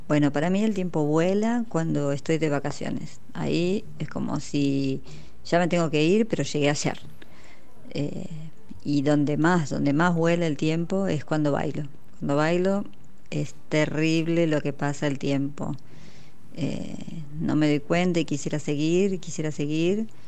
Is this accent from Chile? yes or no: no; Mar del Plata, Buenos Aires Province, Argentina; de Mar del Plata.